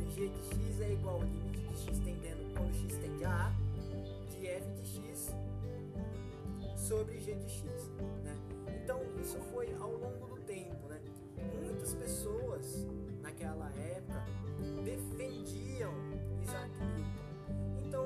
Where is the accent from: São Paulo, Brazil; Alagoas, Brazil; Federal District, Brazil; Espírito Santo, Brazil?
São Paulo, Brazil; now in Panorama, Brazil; eu tenho 20 anos de idade, sou da cidade de Panorama, né? Mas eu nasci em São Paulo.